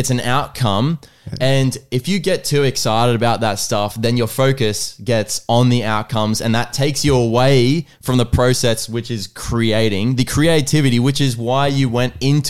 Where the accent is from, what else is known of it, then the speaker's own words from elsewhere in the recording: United States; I'm American.